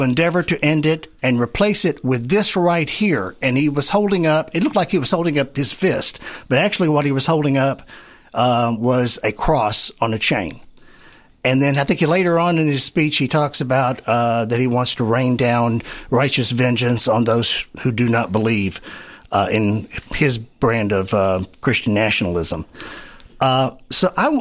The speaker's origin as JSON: {"language": "English", "town": "Pickett", "region": "Arkansas", "country": "United States", "tie": "born or raised there", "said": "I was born in Pickett, Arkansas"}